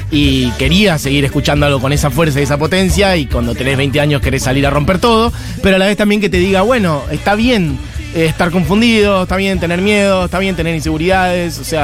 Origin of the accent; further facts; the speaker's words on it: Ayacucho, Buenos Aires Province, Argentina; Iban a mi pueblo, Ayacucho, un montón.